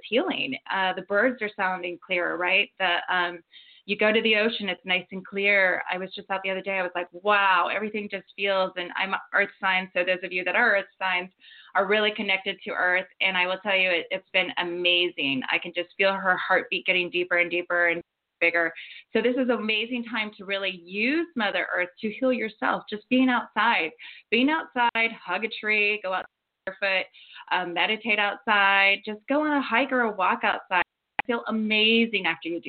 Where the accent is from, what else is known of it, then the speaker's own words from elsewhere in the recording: Ohio, United States; now in Montecito, United States; I'm actually from Ohio